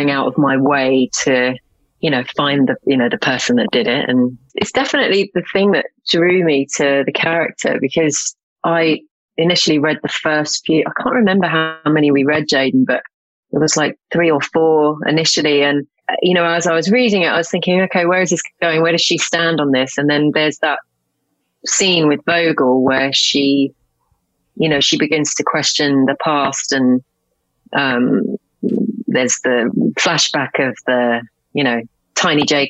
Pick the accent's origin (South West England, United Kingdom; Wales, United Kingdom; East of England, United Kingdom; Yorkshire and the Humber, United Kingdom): East of England, United Kingdom; Essex; River Chelmer in Essex, which is where I'm from